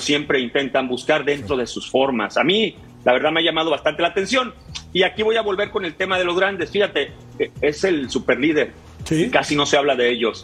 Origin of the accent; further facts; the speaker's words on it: Monterrey, Nuevo León, Mexico; yo me crié en Monterrey